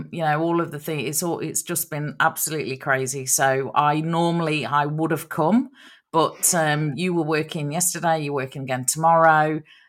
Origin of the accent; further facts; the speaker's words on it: Nottingham, East Midlands, United Kingdom; moved away; it's from Nottingham, which is, my hometown over in England.